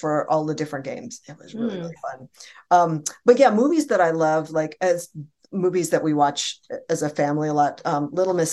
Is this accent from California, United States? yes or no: yes; Bay Area, California, United States; I'm from the Bay Area